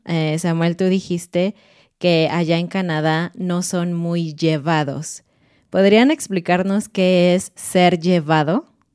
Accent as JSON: {"language": "Spanish", "country": "Mexico", "said": "soy mexicana y estoy casada con un mexicano"}